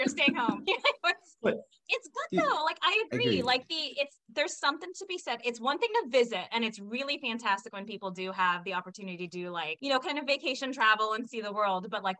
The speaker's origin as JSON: {"language": "English", "region": "California", "country": "United States", "tie": "born or raised there", "also_born_or_lived": "Washington, D.C.", "said": "born and raised in California, did not realize I was a diverse individual until I moved out of California. And you know, I went to law school in Washington, D.C."}